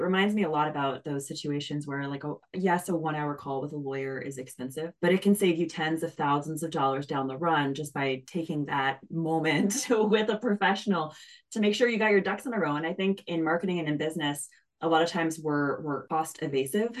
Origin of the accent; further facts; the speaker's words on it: Canada; I'm Canadian, so we say niche